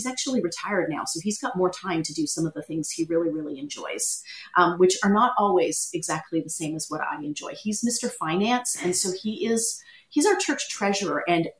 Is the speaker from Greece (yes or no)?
no; Canada; now in Toronto, Canada; Well, we covered the Canadian part. There you go.